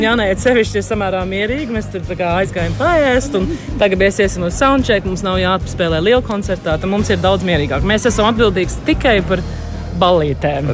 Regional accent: London, United Kingdom; mēs visi esam dzimuši eh, Londonā, uzaugām ārzemēs, uzaugām Londonā kopā.

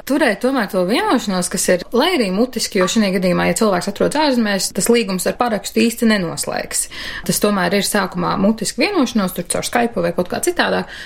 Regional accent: Latvia; Esmu dzimusi šeit, augusi šeit, mazliet pablandījusies pa pasauli un atgriezusies šeit pat.

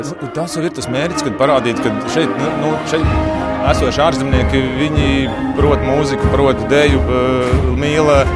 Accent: Latvia; now in Norway; Mm, es galīgi nejūtos kā norvēģis. Es eh, projām jūtos kā latvietis.

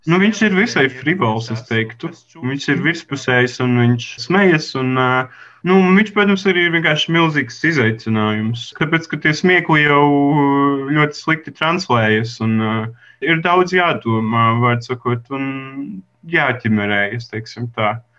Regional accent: Madona, Madona Municipality, Latvia; moved away; also born or lived in Riga; es esmu no Lazdonas pagasta, drusku ārpus Madonas

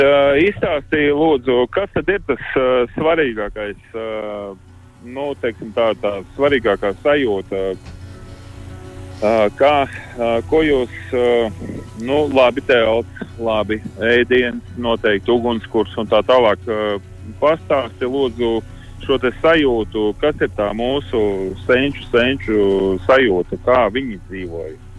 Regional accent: Latvia; mēs esam latvieši

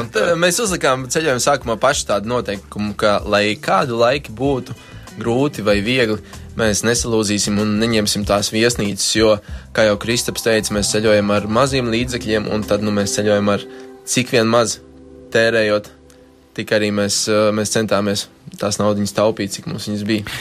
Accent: Cēsis, Vidzeme, Latvia; moved away as an adult; now in Riga, Latvia; jaunība ir pavadīta studējot CS valsts gimnājā, un uh, tā visa jauni, jaun, jauniešu dzīve arī ap turieni ir grozījusies

